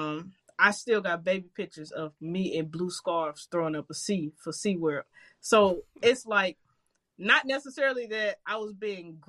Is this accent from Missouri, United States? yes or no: yes; St. Louis, Missouri, United States; I grew up in Walnut Park, crazy neighborhood in St. Louis.